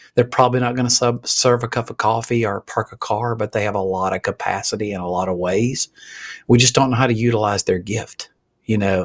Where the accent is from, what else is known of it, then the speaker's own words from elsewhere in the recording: Alabama, United States; I'm from Alabama